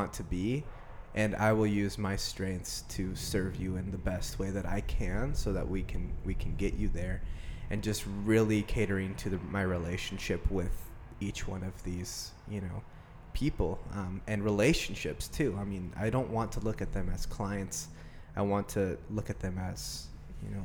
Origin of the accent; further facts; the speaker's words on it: Medford, Oregon, United States; I grew up in Medford, Oregon, been here my whole life.